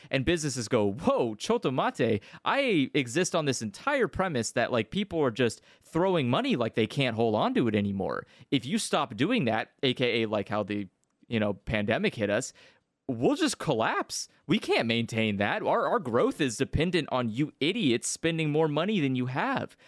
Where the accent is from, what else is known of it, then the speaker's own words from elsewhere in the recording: United States; as an American